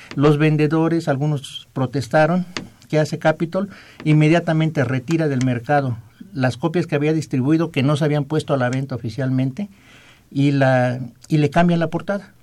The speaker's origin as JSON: {"language": "Spanish", "town": "Juchitán", "region": "Oaxaca", "country": "Mexico", "moved": "yes", "said": "la tierra de mis paisanos"}